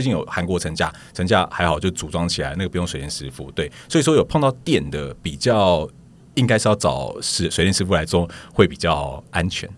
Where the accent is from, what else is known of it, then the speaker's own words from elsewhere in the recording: Taiwan; 我们台湾人